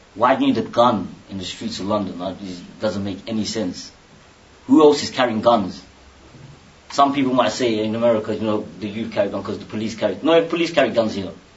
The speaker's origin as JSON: {"language": "English", "country": "Bangladesh", "moved": "yes", "said": "I'm from Bangladesh"}